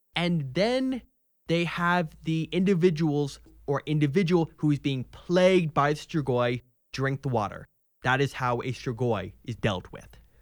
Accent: Texas, United States; I'm a Texan. I love Texas

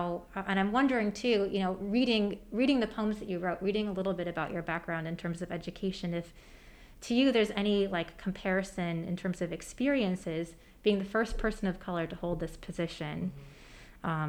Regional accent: Michigan, United States; moved away as an adult; now in Birmingham, United States; I'm from Michigan

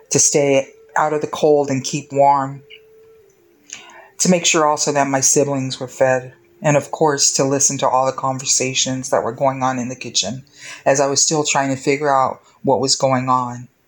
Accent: San Francisco, California, United States; I am a member of the Caddo Nation and I'm also Cheyenne Arapaho. I was born and raised in San Francisco, California.

